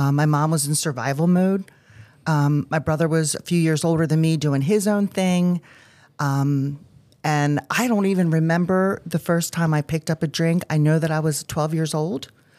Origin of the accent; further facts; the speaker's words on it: Baltimore, Maryland, United States; Yes, I've lived in Timonium for over 20 years okay. in the Baltimore area my whole life.